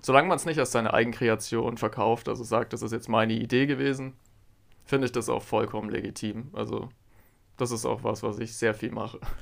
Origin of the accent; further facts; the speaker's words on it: Augsburg, Bavaria, Germany; Ich liebe Augsburg. Das ist meine Heimatstadt